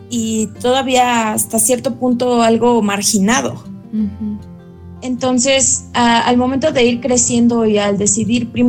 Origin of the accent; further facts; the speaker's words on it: Hidalgo, Mexico; moved away; Mm, bueno, yo soy del estado de Hidalgo.